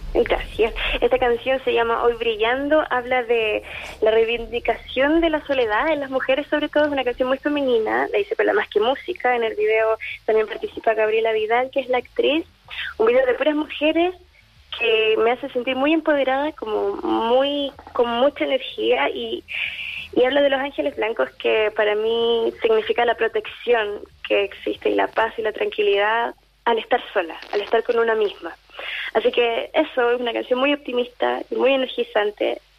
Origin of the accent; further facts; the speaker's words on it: Santa Cruz, O'Higgins, Chile; yo vengo de región, vengo de Santa Cruz